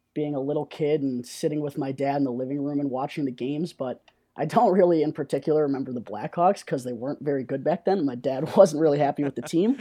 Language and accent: English; Lake Zurich, Illinois, United States; moved away; also born or lived in Missouri; I'm from Lake Zurich, Illinois, and graduated from Lake Zurich High School back in two thousand fifteen